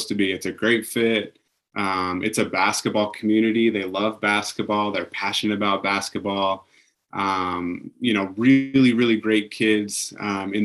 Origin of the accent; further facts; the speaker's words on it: Pocatello, Idaho, United States; I grew up in Pocatello. I played at Highland High School